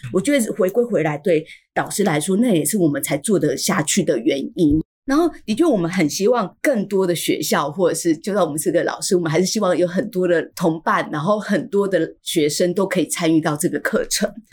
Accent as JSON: {"language": "Chinese", "country": "Taiwan", "said": "我们就是台湾人"}